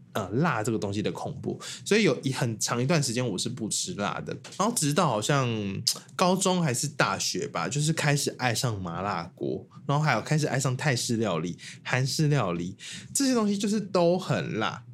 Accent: Taiwan; 我们台湾人

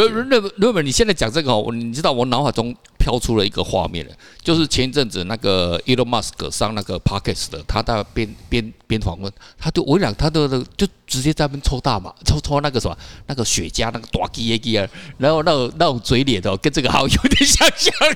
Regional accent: Taiwan; 我们台湾话叫秋刀

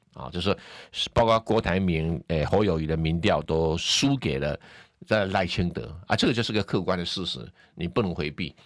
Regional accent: Taiwan; 我们台湾人

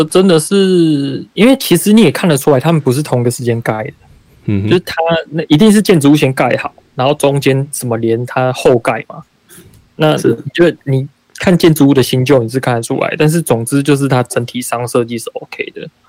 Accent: Taichung, Taiwan; moved away; 我小时候在台中的那种天气，不是现在的台中，是以前小时候的那种台中的天气

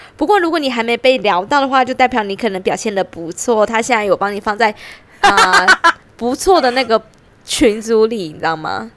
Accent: Pingtung County, Taiwan; 因为我屏东人嘛

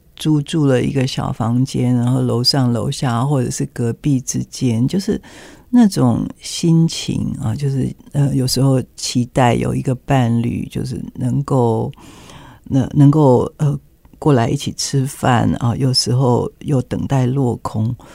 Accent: Taiwan; 我们台湾人

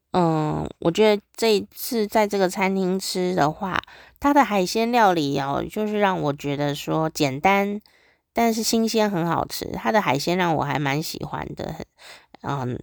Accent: Taiwan; 我们台湾有很多菜

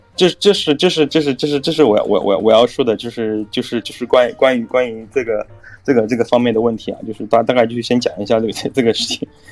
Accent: China; moved away; also born or lived in Shanghai; 我是大陆的，我中国大陆

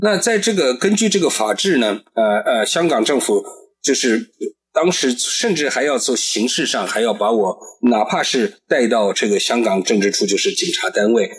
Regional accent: China; now in Taiwan; 我出生在中华人民共和国，但我的父母，我的祖，这个也，这个祖辈，他们曾经就都是东土尔基斯坦共和国的国民

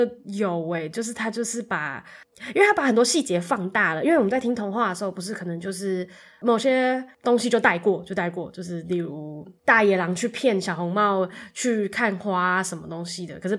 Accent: Tainan, Taiwan; 我小时候就在台南

